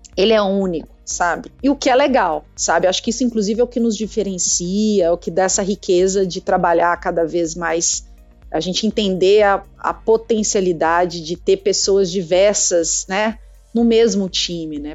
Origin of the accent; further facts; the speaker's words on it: Minas Gerais, Brazil; accent: mineirês; now in Campinas, Brazil; esse sotaque meu é porque eu sou de Minas, tá, gente? Eu sou mineira e eu carrego mesmo